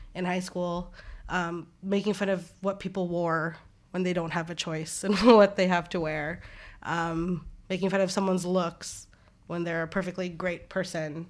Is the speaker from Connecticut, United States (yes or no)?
no; Anchorage, Alaska, United States; growing up in Anchorage, Alaska